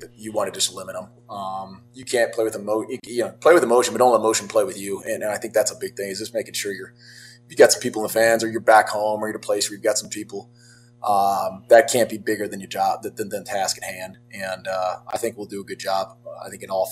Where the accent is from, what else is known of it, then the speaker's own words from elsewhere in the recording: Colfax, California, United States; I grew up in Northern California. Colfax is about 3 hours there, up near Lake Tahoe area, Truckee area.